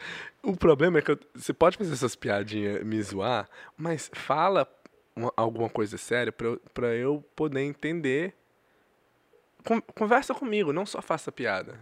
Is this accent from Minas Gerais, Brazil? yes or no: yes; Governador Valadares, Minas Gerais, Brazil; Eu sou de Valadares